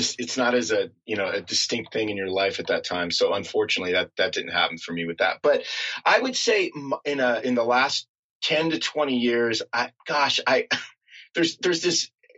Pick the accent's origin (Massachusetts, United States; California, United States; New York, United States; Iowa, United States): California, United States; Southern; I grew up in Southern California, a very un-Christmassy feeling culture